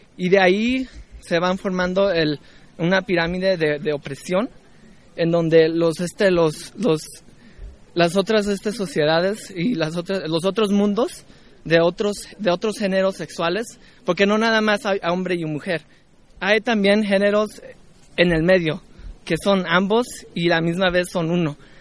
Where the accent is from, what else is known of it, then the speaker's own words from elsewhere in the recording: Los Angeles, California, United States; de Los Ángeles, California, en Estados Unidos.